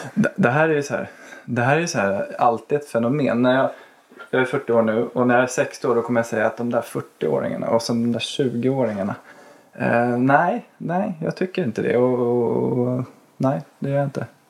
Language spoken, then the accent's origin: Swedish; Botkyrka, Stockholm County, Sweden; Jag är uppväxt i Botkyrka, jag är uppväxt på Lagfartsvägen